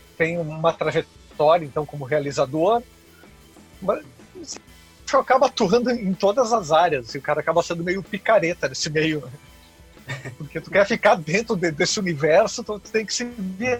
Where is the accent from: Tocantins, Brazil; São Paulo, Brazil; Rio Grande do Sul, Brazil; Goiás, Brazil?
Rio Grande do Sul, Brazil; Encantado; na cidade do, do, interior onde eu nasci, hum. na cidade de Encantado, no, no interior do Rio Grande do Sul. Então eu sempre fui criado frequentando